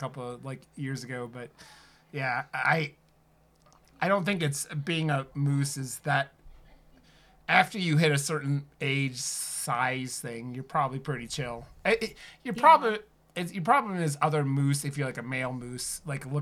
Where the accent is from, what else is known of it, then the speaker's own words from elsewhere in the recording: Ohio, United States; moved away; growing up in Ohio